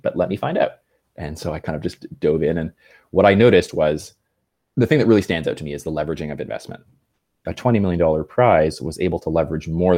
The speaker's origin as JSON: {"language": "English", "country": "Canada", "tie": "born or raised there", "said": "I grew up in Canada"}